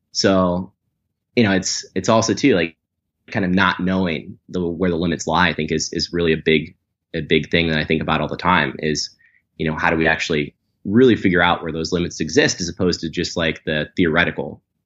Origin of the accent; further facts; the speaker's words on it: Atlanta, Georgia, United States; growing up in Atlanta